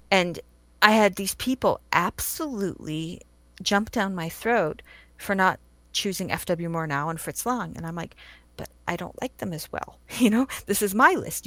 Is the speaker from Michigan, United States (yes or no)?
no; California, United States; born and raised in California